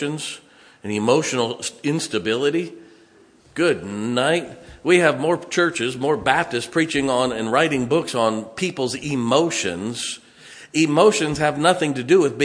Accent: Ohio and Indiana, Midwest, United States; moved away; I grew up in Ohio and in Indiana

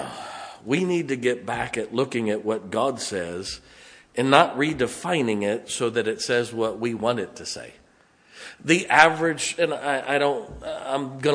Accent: United States; we as American citizens

